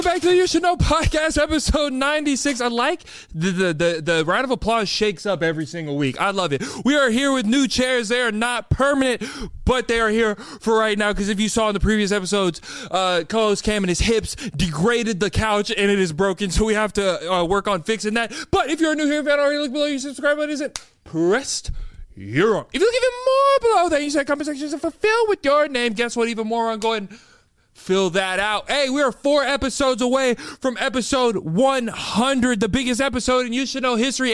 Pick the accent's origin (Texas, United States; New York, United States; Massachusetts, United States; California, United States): Texas, United States; Austin; my hometown where the You Should Know podcast started, Austin, Texas